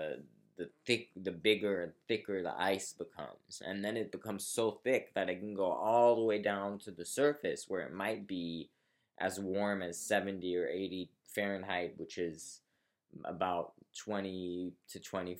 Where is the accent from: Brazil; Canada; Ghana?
Brazil; I grew up in Brazil